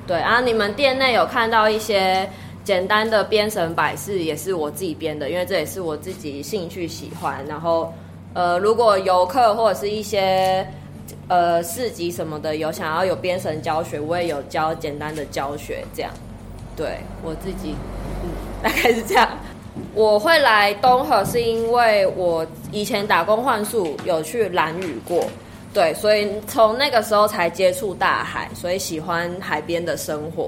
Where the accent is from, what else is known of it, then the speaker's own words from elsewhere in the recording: Taipei, Taiwan; moved away as an adult; also born or lived in Orchid Island; now in Donghe, Taiwan; 我是台北人，我是台北人。